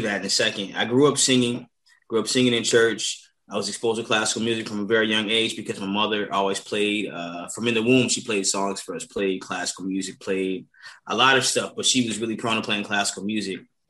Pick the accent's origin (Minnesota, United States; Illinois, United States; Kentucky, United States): Illinois, United States; Chicago; Growing up in Chicago